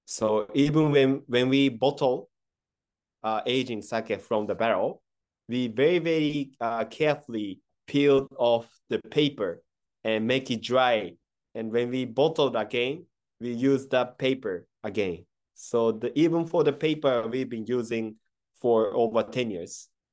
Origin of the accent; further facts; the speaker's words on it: Kyoto, Japan; English is a second language; also born or lived in Tokyo / United States; I was born in Kyoto and raised up in, uh, Kyoto, but I moved to Tokyo for the university